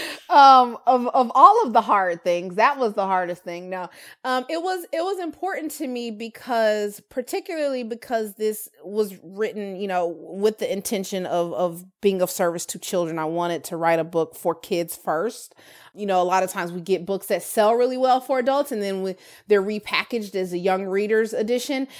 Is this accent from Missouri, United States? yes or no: yes; Kansas City, Missouri, United States; also born or lived in Georgia; I was from Kansas City